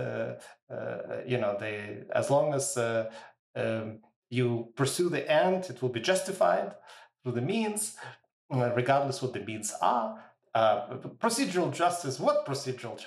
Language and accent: English; Ukraine; now in Canada; I was born in Ukraine and so some of my family is in that part of the world